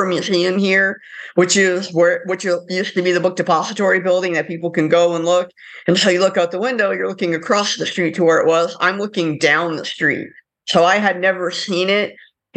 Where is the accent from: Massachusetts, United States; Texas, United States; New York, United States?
Texas, United States; Dallas; also born or lived in Ottawa, Canada; So I was actually born in Ottawa, Canada, but I grew up mostly in Dallas, Texas.